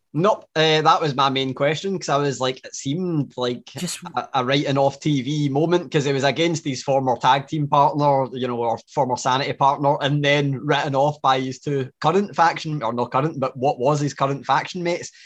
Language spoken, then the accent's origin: English; Glasgow, Scotland, United Kingdom; I'm full Glaswegian